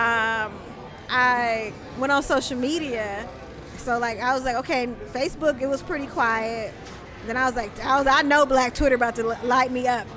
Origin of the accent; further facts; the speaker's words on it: Oakland, California, United States; I'm born and raised in East Oakland